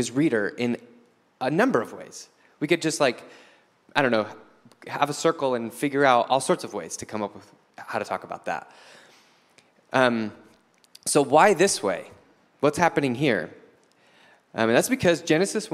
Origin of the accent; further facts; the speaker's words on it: United States; I'm an American living in the 21st century